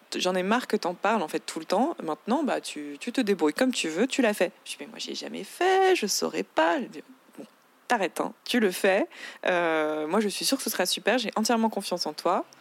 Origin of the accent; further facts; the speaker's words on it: Paris, Île-de-France, France; j'ai grandi à Paris. Je suis née à Paris